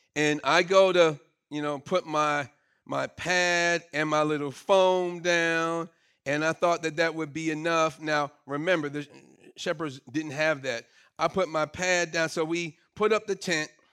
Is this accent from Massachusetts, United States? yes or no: no; Brooklyn, New York, United States; moved away; I grew up in Brooklyn and all of my experience was city